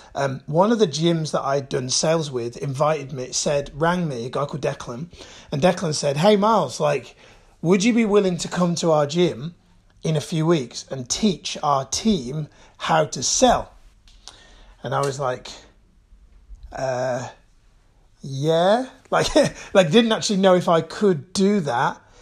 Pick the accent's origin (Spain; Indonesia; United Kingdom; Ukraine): United Kingdom; Birmingham, West Midlands; I was born and raised in Birmingham